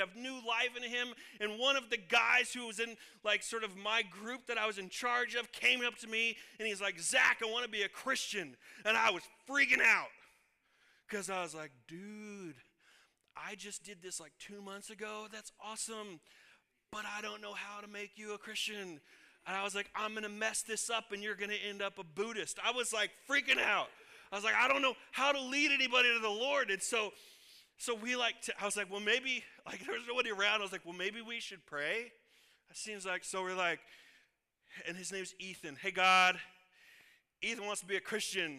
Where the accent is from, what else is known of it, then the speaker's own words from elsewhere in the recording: Illinois, United States; moved away as an adult; also born or lived in Kansas; I was born and raised in Illinois